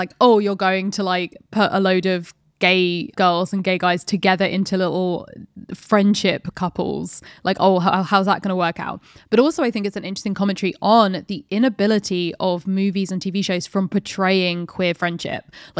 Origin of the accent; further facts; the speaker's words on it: France; born there; my mother got married in pants and I was born in France.